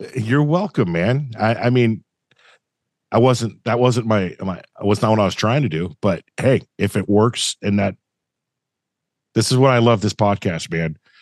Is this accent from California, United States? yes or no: yes; Thousand Oaks, California, United States; I grew up in Thousand Oaks, California